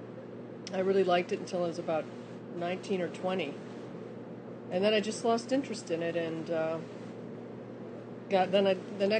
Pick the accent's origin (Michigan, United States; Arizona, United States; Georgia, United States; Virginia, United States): Michigan, United States; just north of Detroit; I grew up in Michigan, just north of Detroit